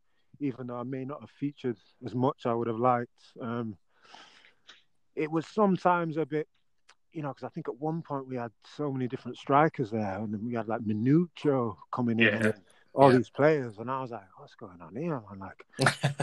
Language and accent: English; Yorkshire and the Humber, United Kingdom; being a Yorkshire lad